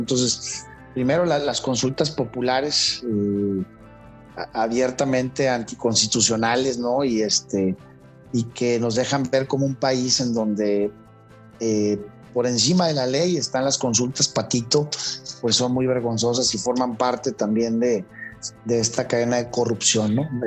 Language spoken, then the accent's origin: Spanish; Mexico; como mexicanos